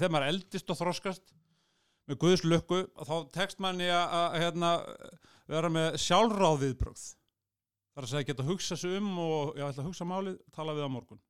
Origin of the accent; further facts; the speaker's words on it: Iceland; ég er Európabúi, ég er Norrlandabúi, ég er Íslendingur